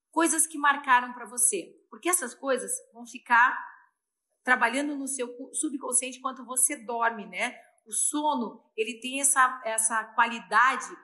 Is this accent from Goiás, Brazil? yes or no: no; Porto Alegre, Rio Grande do Sul, Brazil; also born or lived in São Paulo; Eu também sou de Porto Alegre. Júlia de São Paulo, Júlia, eu também sou paulista, tá? Meu coração é meio gaúcho, meio paulista.